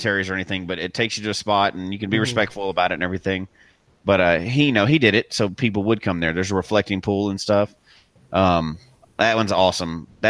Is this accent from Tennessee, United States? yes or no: yes; Memphis, Tennessee, United States; moved away; I'm from Memphis originally